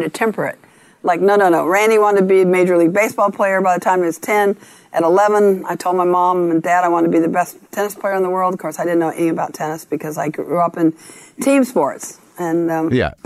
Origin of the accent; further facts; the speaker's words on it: Long Beach, California, United States; I grew up in Long Beach, California